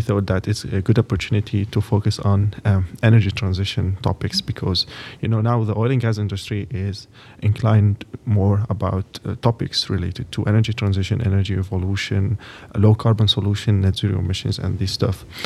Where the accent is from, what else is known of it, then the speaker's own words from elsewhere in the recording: Lebanon; moved away as an adult; now in Texas, United States; I'm from Lebanon, from Middle East.